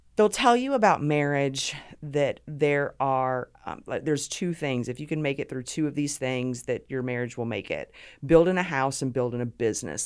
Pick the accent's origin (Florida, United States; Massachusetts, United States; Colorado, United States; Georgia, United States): Georgia, United States; Savannah; also born or lived in Honolulu, Hawaii; grew up right outside of Savannah